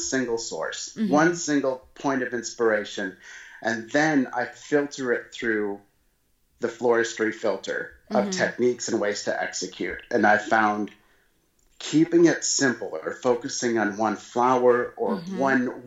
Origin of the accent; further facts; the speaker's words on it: Wisconsin, United States; moved away as an adult; I grew up in Wisconsin